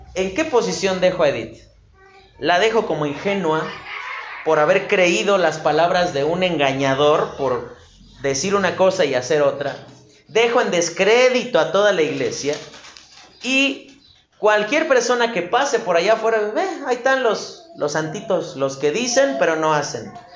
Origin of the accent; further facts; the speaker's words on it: Mexico City, Mexico; como buen chilango